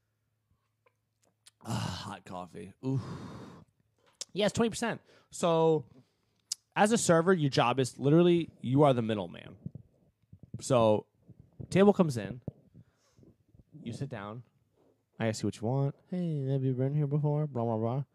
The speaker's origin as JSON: {"language": "English", "region": "Massachusetts", "country": "United States", "tie": "born or raised there", "moved": "yes", "lives_now": "Florida, United States", "said": "I'm from Massachusetts"}